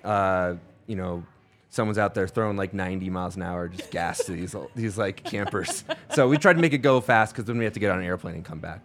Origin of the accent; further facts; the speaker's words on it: Las Vegas, Nevada, United States; also born or lived in Chicago (north side); I grew up in Las Vegas, but I was born on the north side, and then we moved to Vegas when I was one